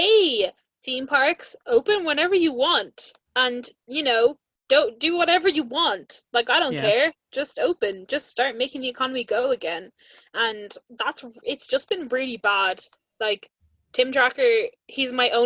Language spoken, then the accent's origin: English; Ireland; being an Irish Disney podcast